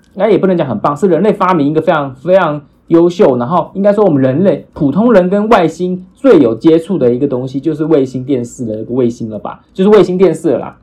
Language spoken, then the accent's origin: Chinese; Taiwan; 我们台湾人